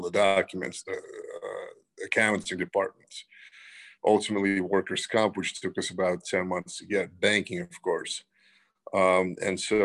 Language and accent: English; New York City, New York, United States; also born or lived in Russia; I grew up in Brooklyn when we immigrated from Russia 32 years ago.